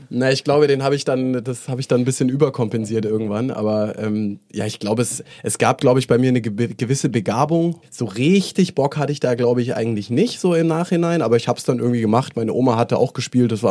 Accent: Lake Constance, Germany; also born or lived in Mainz / Stuttgart / Mannheim; now in Berlin, Germany; Gebürtig, gebürtig, Süddeutschland, aufgewachsen am Bodensee.

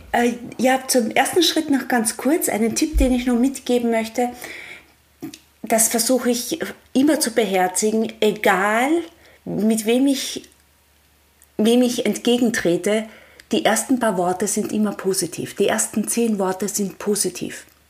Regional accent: Austria; ich komme ja von einem Bergbauernhof in Österreich, so richtig von einem 1100 Meter Bergbauernhof

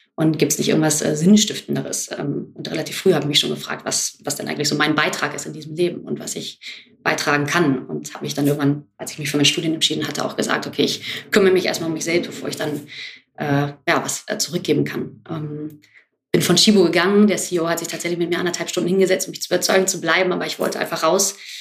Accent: Hamburg, Germany; Ich bin genau wie Virginia in Hamburg aufgewachsen

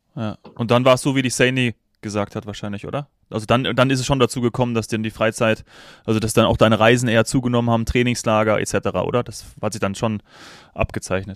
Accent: Austria; als Österreicher

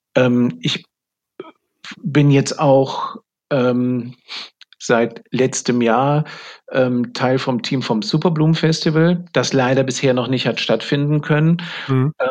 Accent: Germany; ich bin ja ein Deutscher

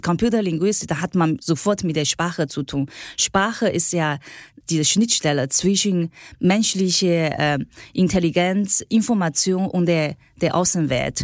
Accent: China; German is a second language; moved away as an adult; now in Germany; ich bin äh, in China aufgewachsen

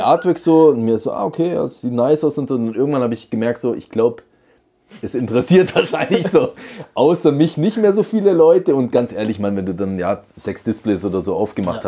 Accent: Radolfzell, Baden-Württemberg, Germany; Wir hatten einen Spielwarenladen in, in Radolfzell, wo ich geboren bin.

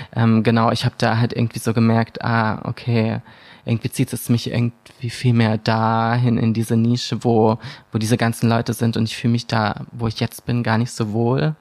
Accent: Bad Tölz district, Bavaria, Germany; ich bin da geboren, aber ich bin nicht direkt in Bad Schätz aufgewachsen in der Stadt, sondern mhm. im Landkreis in so einem kleinen, und ich bin in so einem kleinen Dorf aufgewachsen mit wirklich nur 500 Menschen.

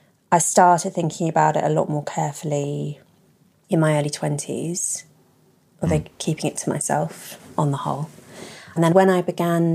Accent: London, United Kingdom; I grew up in London.

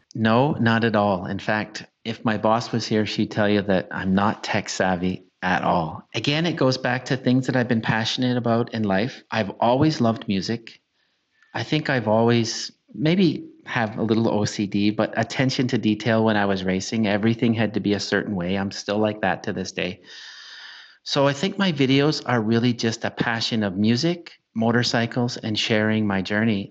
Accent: Canada; as a Canadian

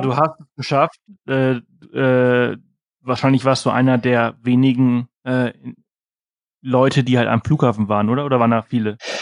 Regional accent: Mallorca, Balearic Islands, Spain; moved away; auf Mallorca, wo ich halt herkomme

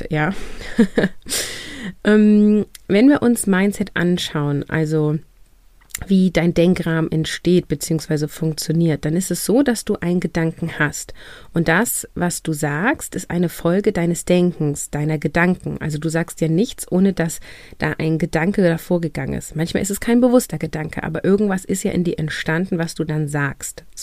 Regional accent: Northern Germany, Germany; ich komme aus dem Norden, hier ist das, ist das ein kurzes Event in der Schule und dann ist das zu Ende.

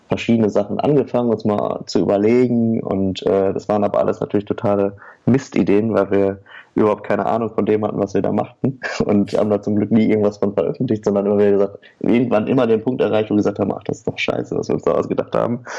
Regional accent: Oer-Erkenschwick, North Rhine-Westphalia, Germany; Also wir, wir kennen uns, äh, weil wir alle aus der gleichen Stadt kommen. Wir kommen nämlich alle aus Oererkenschwick. Das ist eine kleine Stadt am Rande des nördlichen Ruhrgebiets.

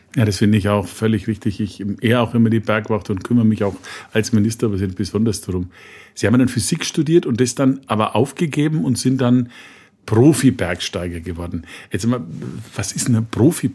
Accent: Franconia, Bavaria, Germany; Ich bin ja selber eher der Flachländer. Wir haben ja bei uns im Franken

